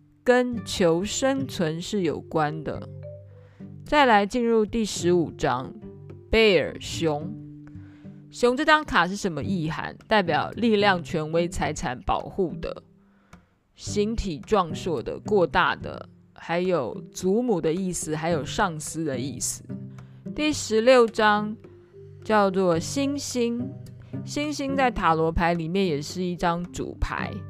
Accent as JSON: {"language": "Chinese", "country": "Taiwan", "said": "这个 garden 的概念有点像是以前我们台湾人讲人民公廨，有没有？"}